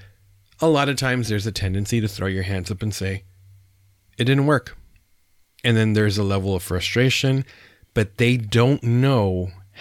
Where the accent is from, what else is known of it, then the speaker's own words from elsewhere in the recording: San Diego, California, United States; also born or lived in Arizona; now in Texas, United States; I'm born and raised in San Diego